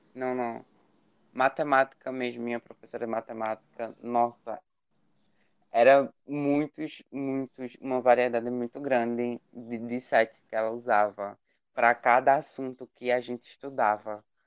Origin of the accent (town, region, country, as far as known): Brazil